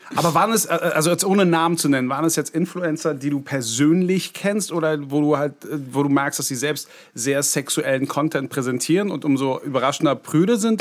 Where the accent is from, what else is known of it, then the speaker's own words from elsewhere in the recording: Berlin, Germany; ich ja gebürtiger Berliner war